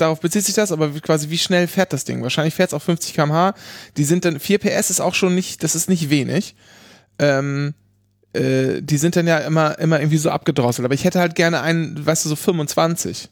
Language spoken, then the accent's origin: German; Northern Germany, Germany; wenn man als Kind in Norddeutschland aufwächst